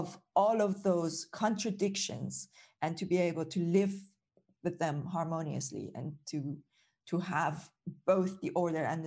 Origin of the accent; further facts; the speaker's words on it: Iran; moved away as an adult; now in United Kingdom; I grew up in Iran